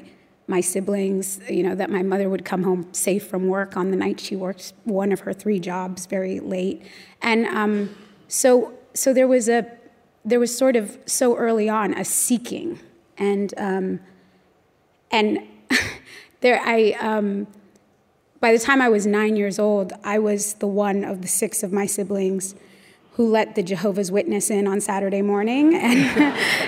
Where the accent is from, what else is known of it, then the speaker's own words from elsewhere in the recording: Los Angeles, California, United States; I was born and raised in Los Angeles.